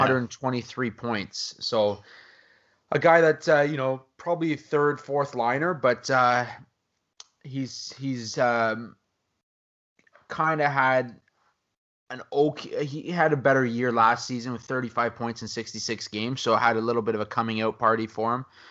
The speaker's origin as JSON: {"language": "English", "country": "Canada", "said": "as a Canadian"}